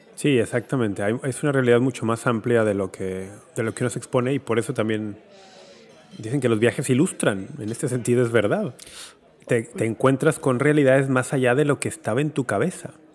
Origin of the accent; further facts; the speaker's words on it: Guadalajara, Jalisco, Mexico; moved away; cuando era niño y adolescente en Guadalajara